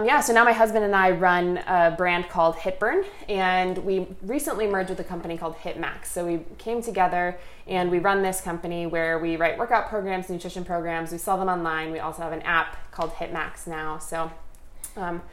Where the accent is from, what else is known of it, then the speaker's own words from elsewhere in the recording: suburb of St. Paul, Minnesota, United States; moved away as an adult; now in California, United States; I grew up in the Midwest. I'm from a suburb of St. Paul, Minnesota, and eventually moved to California for college